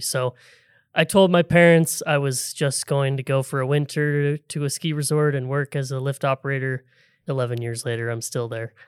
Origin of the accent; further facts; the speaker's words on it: Seattle, Washington, United States; I grew up in the Seattle area